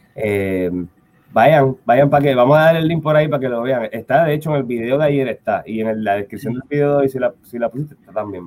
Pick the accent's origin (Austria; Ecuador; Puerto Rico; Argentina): Puerto Rico; San Juan; also born or lived in Carolina, Puerto Rico; Yo, nací en Santurce, ¿verdad? Yo sí me siento santurcino, pero también de Carolina